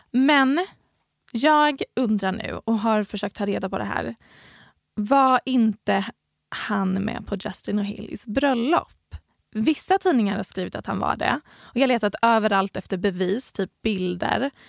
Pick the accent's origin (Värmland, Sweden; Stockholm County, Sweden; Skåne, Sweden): Skåne, Sweden; Helsingborg; Vi, vi kommer båda från Helsingborg.